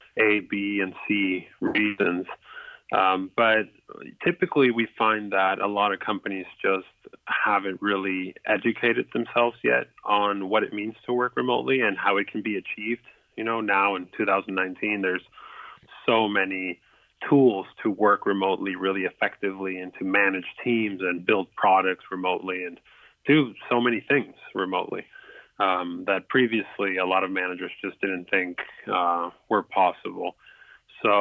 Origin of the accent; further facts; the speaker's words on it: Lima, Peru; now in United States; I'm from Lima, Peru, originally. I moved up to the States probably 17 years ago already